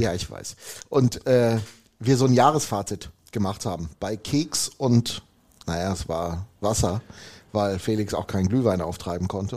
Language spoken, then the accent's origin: German; Hemer, North Rhine-Westphalia, Germany; da wo ich herkomme, im wunderschönsten Dorf der Welt, Hema Deilinghofen